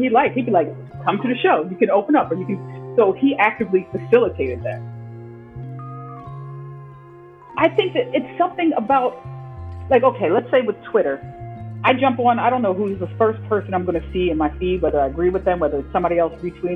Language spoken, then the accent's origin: English; Philadelphia, Pennsylvania, United States; growing up in Philly